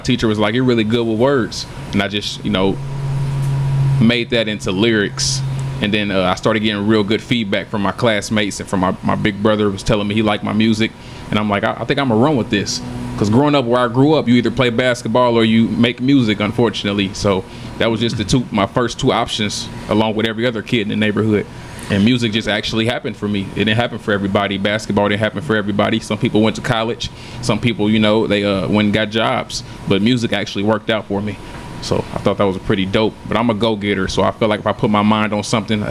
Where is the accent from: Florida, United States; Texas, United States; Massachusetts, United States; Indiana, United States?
Indiana, United States; Indianapolis; Born and raised in Indianapolis, Indiana, on the near east side of town.